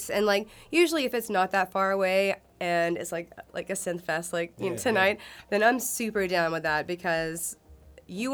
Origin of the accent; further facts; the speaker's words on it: Chelsea, Alabama, United States; I grew up in Chelsea